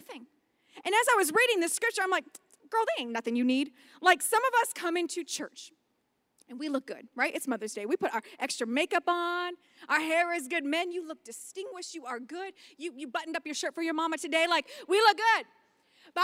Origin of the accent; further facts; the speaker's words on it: Las Vegas, Nevada, United States; we're from Vegas